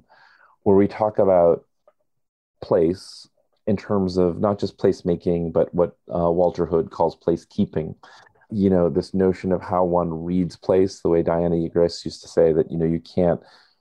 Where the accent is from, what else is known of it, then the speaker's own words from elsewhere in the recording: India; now in United States; identifying as an Indian or an American is the fact that I identify as an immigrant.